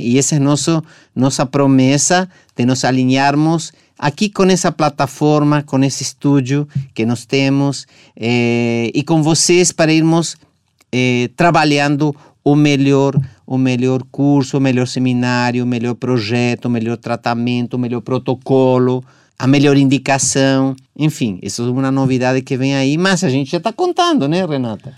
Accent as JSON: {"language": "Portuguese", "country": "Argentina", "moved": "yes", "lives_now": "Brazil", "said": "Argentina, da minha terra"}